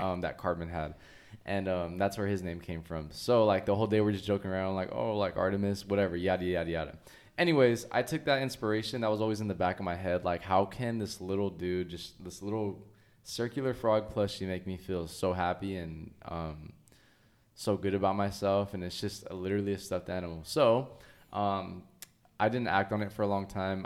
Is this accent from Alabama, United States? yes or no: no; Oxnard, California, United States; also born or lived in Ventura, California; I grew up in Oxnard all my life.